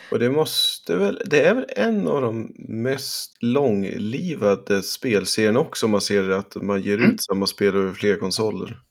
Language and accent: Swedish; Sweden; Som svensk